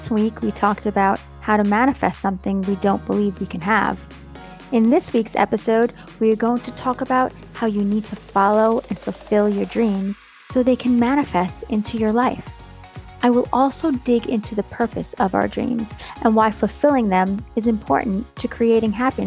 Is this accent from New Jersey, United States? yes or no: no; New York, United States; now in Florida, United States; Growing up in New York, we had seasons